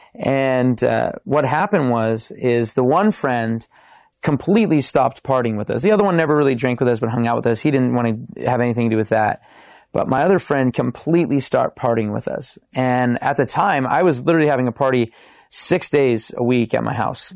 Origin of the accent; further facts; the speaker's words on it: Simi Valley, California, United States; I grew up in Simi Valley, California